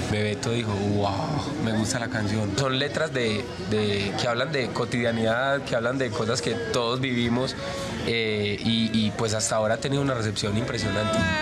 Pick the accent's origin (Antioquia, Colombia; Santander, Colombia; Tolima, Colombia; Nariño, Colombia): Antioquia, Colombia; Medellín; nosotros los colombianos